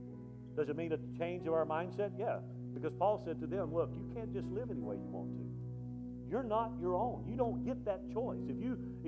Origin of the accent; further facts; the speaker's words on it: South Alabama, United States; I grew up in South Alabama, so I'm from L.A., lower Alabama, about low as you can get